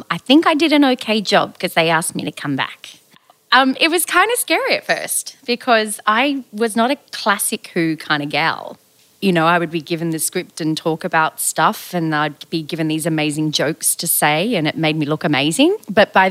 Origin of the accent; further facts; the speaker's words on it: Queensland, Australia; As a Queenslander